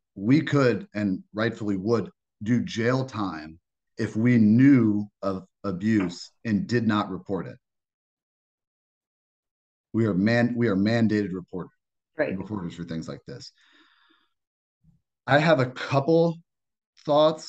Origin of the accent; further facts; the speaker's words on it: Northern Indiana, United States; I grew up in Northern Indiana